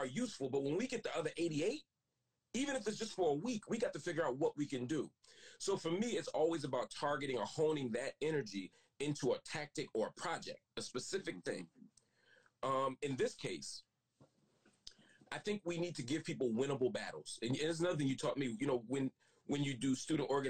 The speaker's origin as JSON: {"language": "English", "town": "Philadelphia", "region": "Pennsylvania", "country": "United States", "said": "I was from Philly"}